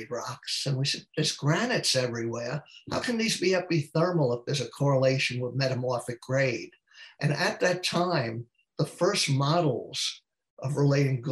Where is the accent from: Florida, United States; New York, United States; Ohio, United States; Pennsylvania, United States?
New York, United States; New York City; moved away; I came from New York City